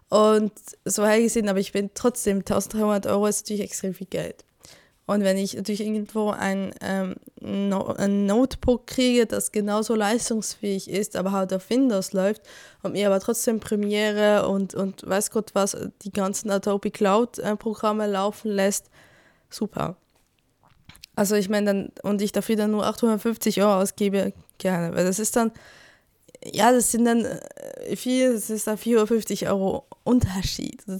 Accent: Switzerland; now in Germany; ich bin ja Schweizerin.

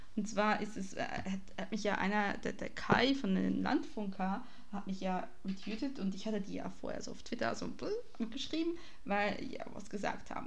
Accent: Switzerland; Ich bin Schweizerin

